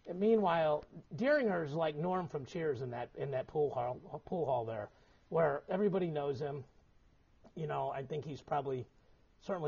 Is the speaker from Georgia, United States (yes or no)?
no; Missouri, United States; I'm from Missouri